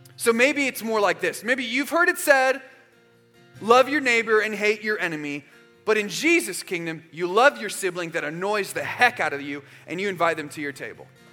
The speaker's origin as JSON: {"language": "English", "region": "Arizona", "country": "United States", "tie": "born or raised there", "also_born_or_lived": "Georgia", "moved": "as an adult", "said": "when I was a freshman in college, I moved from Arizona to Georgia. And so I went from knowing a ton of people where I grew up in Arizona"}